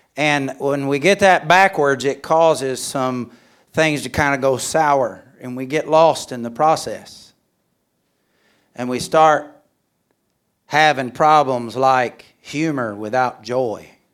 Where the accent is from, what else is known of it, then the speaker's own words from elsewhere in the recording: Alabama, United States; moved away as an adult; also born or lived in Mexico; I'm from Alabama.